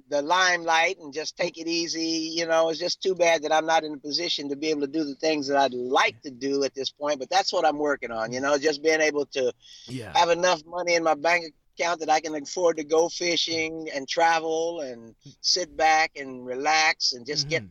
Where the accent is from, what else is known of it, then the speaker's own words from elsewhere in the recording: Columbus, Ohio, United States; also born or lived in West Virginia; If you were raised in Ohio, you were raised in my home state.